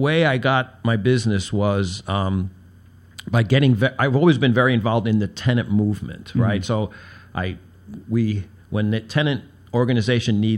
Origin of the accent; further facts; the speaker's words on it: New York City, New York, United States; I'm a socialist from Brooklyn